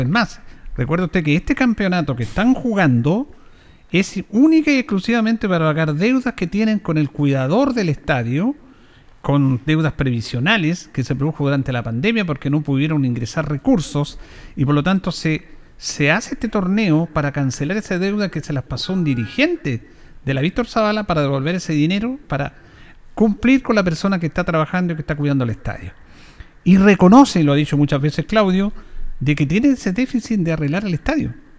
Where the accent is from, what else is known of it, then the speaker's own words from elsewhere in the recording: Yungay, Ñuble, Chile; yo soy de Yungay